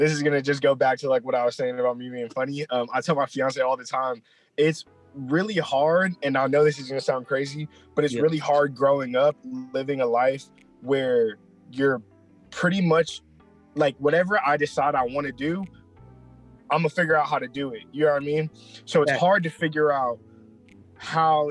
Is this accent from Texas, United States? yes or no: yes; Lewisville, Texas, United States; I'm originally from Texas. I've never left here. You feel me? I've always been here. Yeah. Bro, I grew up in Louisville and I've never lived anywhere 30 minutes away from there